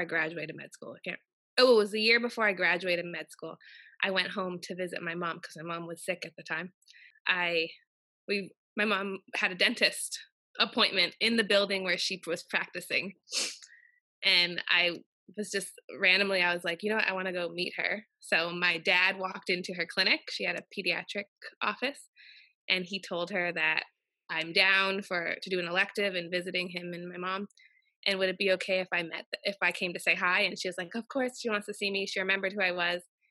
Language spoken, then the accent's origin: English; Windsor, Ontario, Canada; now in Nova Scotia, Canada; I grew up in Windsor, Ontario, but I have roots to Nova Scotia.